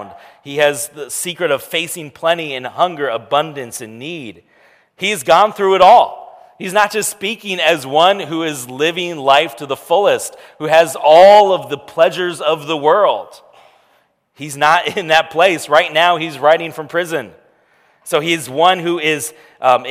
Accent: United States

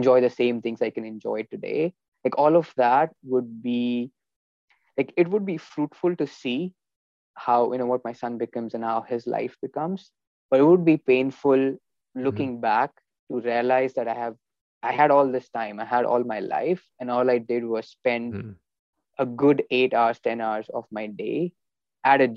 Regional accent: India; moved away; growing up in India, you know, we had a good childhood

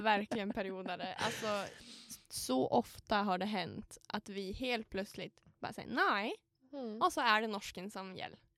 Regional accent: Sundsvall, Västernorrland County, Sweden; moved away as an adult; now in Umeå, Sweden; jag är från Sundsvall och jag råkar bara ta efter Alice dialekt och förvränga den lite

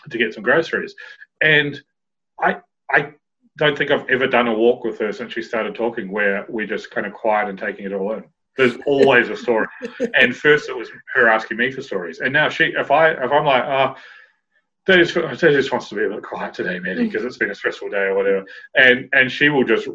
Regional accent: Nelson, New Zealand; moved away as an adult; now in United Kingdom; Growing up in Nelson

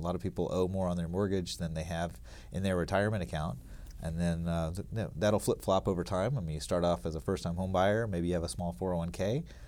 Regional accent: Alabama, United States; moved away as an adult; also born or lived in Lake Tahoe; I grew up in Alabama, actually, and went to s, went to college at Auburn University

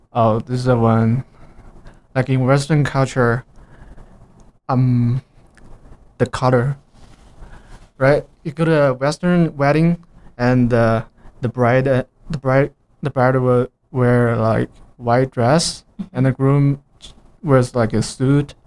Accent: China; English is a second language; moved away as an adult; now in Cedar City, United States

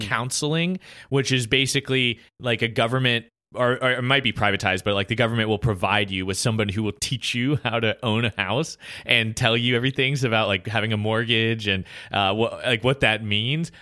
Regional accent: United States; as an American

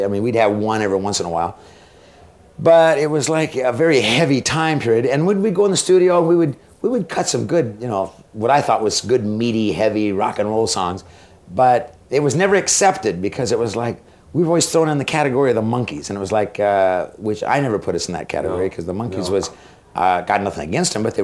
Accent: Boise, Idaho, United States; And this is in my hometown in Idaho. And it was in Boise, Idaho

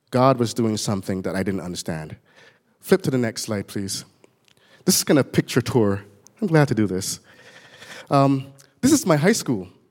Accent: Barbados; moved away; I was born in Barbados, as you can tell when I get excited. My words don't sound quite intelligible anymore

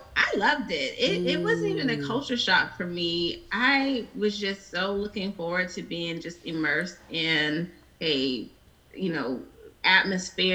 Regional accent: Riverside, California, United States; moved away as an adult; now in Atlanta, United States; I'm from Riverside, California. So that's Southern California

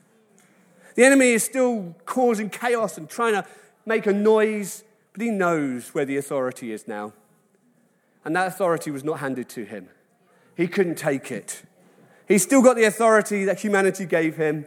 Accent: Wales, United Kingdom; I love it as a Welshman

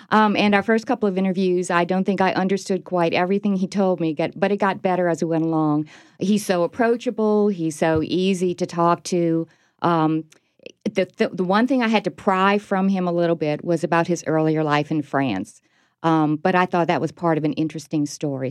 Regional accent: New Orleans, Louisiana, United States; my hometown

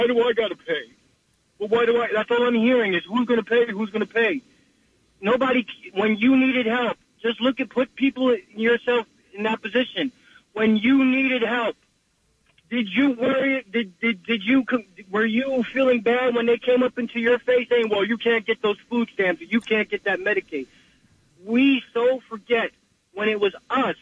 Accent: New York, United States; moved away as an adult; now in New Jersey, United States; I'm calling from actually Jersey, but I'm born in New York, so I'm in Jersey right now.

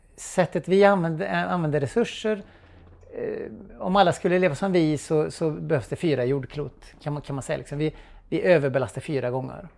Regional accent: Trollhättan, Västra Götaland, Sweden; Jag växte upp i Trollhättan på 1980-talet

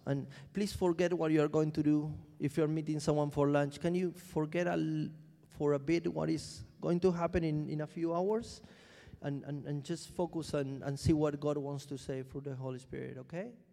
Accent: Argentina; now in London, United Kingdom; I'm, I'm from Argentina.

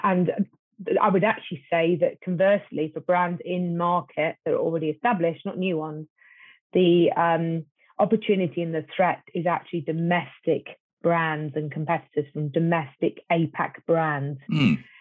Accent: United Kingdom; me as a Brit

